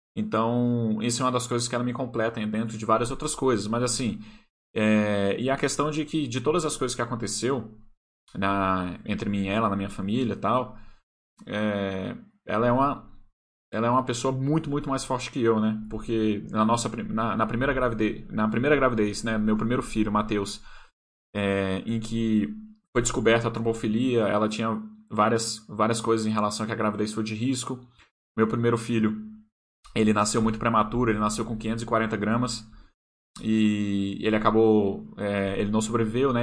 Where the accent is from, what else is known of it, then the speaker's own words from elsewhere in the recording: Brasília, Federal District, Brazil; Brasília, onde eu moro, né? Onde eu nasci